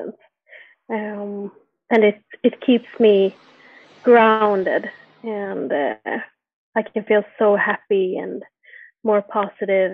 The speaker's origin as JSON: {"language": "English", "town": "Jönköping", "region": "Jönköping County", "country": "Sweden", "tie": "born or raised there", "moved": "yes", "lives_now": "Stockholm, Sweden", "said": "I'm born and raised in Sweden, in a city called Jönköping"}